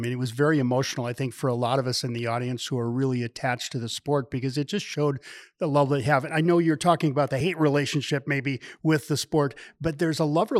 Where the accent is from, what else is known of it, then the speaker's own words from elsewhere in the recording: Midwest, United States; I grew up in the Midwest